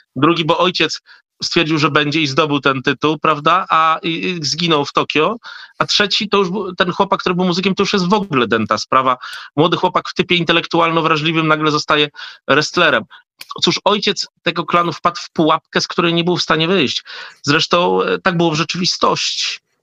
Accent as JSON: {"language": "Polish", "town": "Hrubieszów", "region": "Lublin Voivodeship", "country": "Poland", "tie": "born or raised there", "moved": "yes", "lives_now": "Warsaw, Poland"}